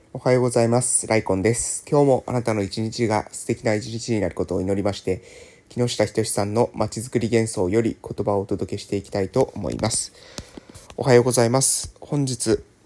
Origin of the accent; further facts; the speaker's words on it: Kagoshima, Japan; 私がこの南の島に生まれてね